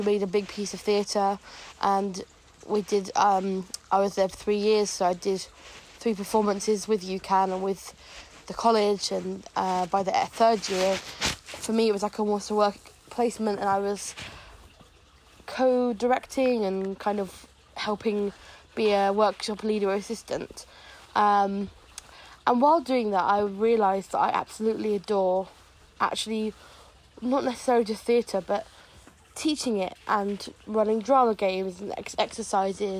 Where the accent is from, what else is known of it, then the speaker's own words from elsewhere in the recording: Devon, South West England, United Kingdom; I'm 22, almost 23, and I'm from Devon